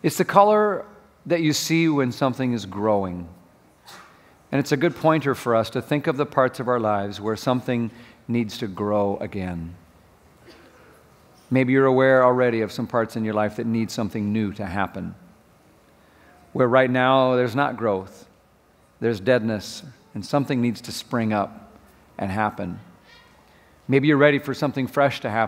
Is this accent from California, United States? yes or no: no; Minnesota, United States; moved away; I grew up in Minnesota, and it's really cold there